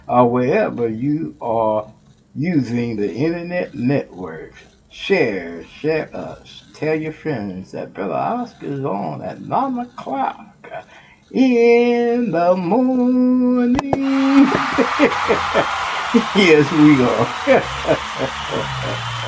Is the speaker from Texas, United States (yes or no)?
yes; Texas, United States; now in Ohio, United States; I'm from Texas